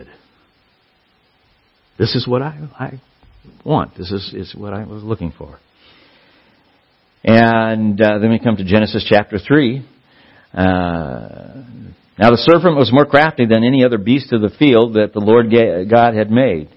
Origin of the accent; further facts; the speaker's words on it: Southern California, United States; I grew up in Southern California.